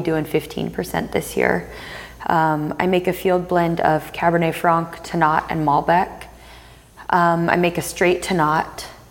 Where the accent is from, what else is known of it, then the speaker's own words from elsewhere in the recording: the Northwest, Pacific Northwest, United States; since I'm from the Northwest